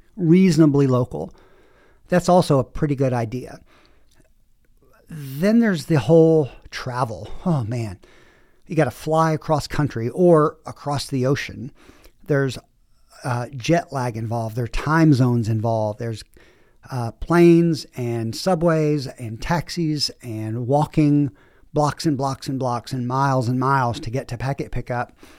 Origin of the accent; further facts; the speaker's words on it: the South, United States; now in Southwest, United States; I grew up in the South